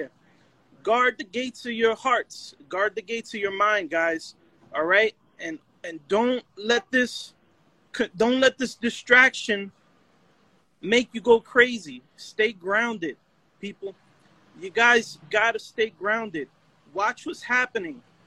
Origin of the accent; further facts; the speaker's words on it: New York City, New York, United States; also born or lived in Puerto Rico (ancestry); now in Lords Valley, Pennsylvania, United States; I'm a Puerto Rican, Bronx, New York.